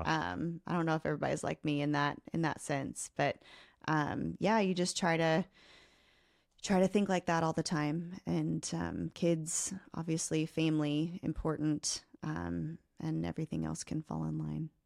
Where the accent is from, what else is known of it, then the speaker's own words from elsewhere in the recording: Oklahoma, United States; I grew up in a really small home, a, a really small town in Oklahoma